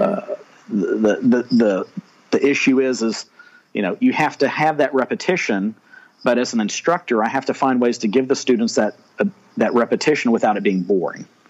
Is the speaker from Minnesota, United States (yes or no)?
no; Texas, United States; I am a Texan, born and raised